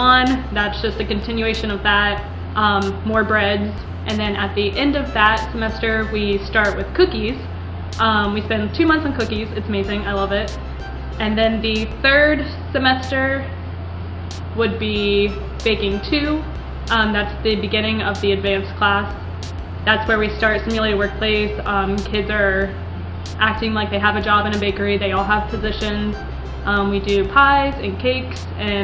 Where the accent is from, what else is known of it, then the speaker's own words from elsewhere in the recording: Parkersburg, West Virginia, United States; I didn't want to stay in West Virginia. I didn't want to like be in my hometown